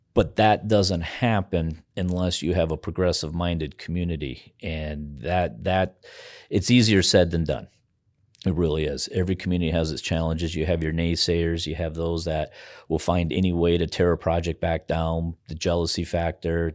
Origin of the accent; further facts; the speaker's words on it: Spearfish, South Dakota, United States; also born or lived in Bozeman, Montana; now in Pierre, United States; my hometown of Spearfish, Lee Deadwood, in that area